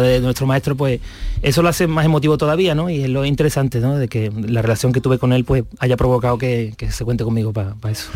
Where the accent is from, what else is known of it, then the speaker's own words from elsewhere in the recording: Morón de la Frontera, Andalusia, Spain; el código postal de mi pueblo, 41530